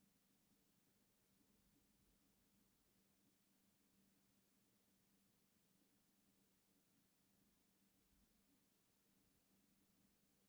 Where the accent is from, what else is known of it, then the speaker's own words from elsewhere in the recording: United States; also born or lived in Louisiana / Texas; I am not from Atlanta and I'm from Texas, well, Louisiana slash